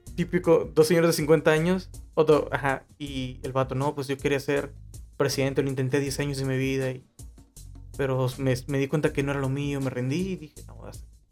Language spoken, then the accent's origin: Spanish; Mexico